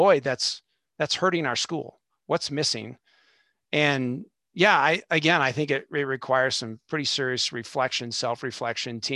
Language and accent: English; Southern California, United States; I'm from Southern California